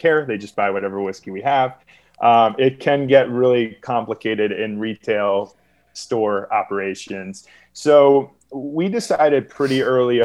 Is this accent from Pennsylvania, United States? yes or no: yes; Philadelphia, Pennsylvania, United States; I grew up in Philadelphia area.